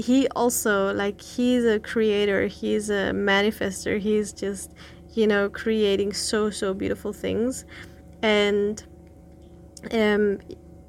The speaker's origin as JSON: {"language": "English", "region": "Berlin", "country": "Germany", "tie": "born or raised there", "moved": "as an adult", "said": "I grew up in Berlin"}